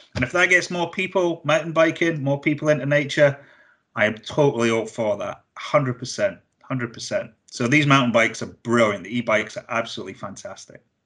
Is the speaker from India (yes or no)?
no; Blairgowrie, Scotland, United Kingdom; I'm from Blairgowrie originally